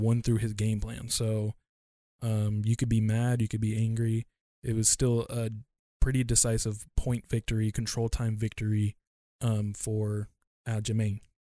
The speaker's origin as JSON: {"language": "English", "country": "United States", "said": "me being Asian American"}